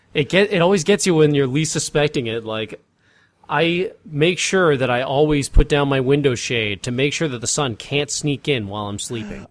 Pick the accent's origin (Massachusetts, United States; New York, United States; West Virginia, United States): Massachusetts, United States; moved away; driving through, uh, town in Massachusetts, getting to my hometown